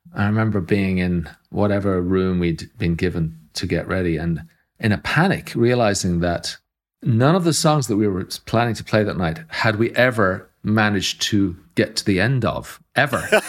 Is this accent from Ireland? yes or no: yes; Ireland; coming from Ireland, where we were Europeans, but we were not, um, a colonial power